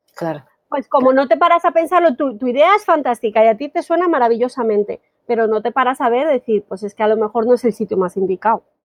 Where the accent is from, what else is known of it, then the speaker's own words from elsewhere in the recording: Colombia; moved away as an adult; now in Spain; soy colombiana, ¿vale? Llevo 18 años y medio por aquí